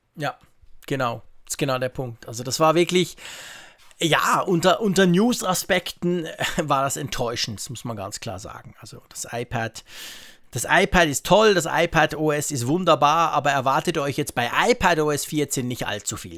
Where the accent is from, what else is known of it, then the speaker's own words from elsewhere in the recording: Switzerland; als Schweizer